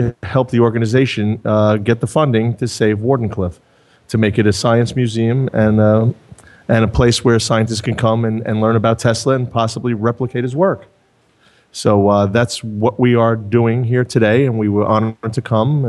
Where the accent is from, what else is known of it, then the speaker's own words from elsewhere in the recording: Long Island, New York, United States; We are from Long Island.